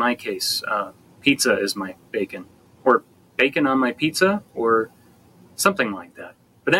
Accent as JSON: {"language": "English", "town": "Chicago", "region": "Illinois", "country": "United States", "said": "from Pop Punk and Pizza Podcast. I'm from Chicago, Illinois."}